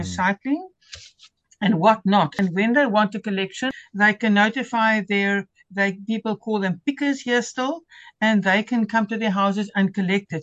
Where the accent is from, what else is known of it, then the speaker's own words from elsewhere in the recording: Stellenbosch, Western Cape, South Africa; moved away as an adult; also born or lived in Helderberg; I grew up in Stellenbosch